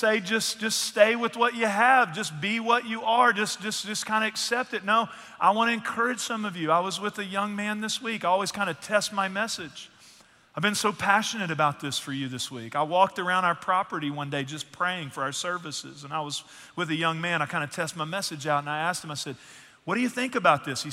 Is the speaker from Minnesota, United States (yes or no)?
no; East Texas, United States; I'm from East Texas